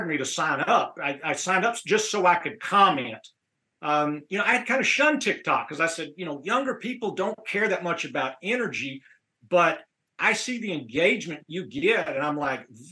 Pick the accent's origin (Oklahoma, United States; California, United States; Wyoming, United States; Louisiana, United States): Oklahoma, United States; I grew up in Oklahoma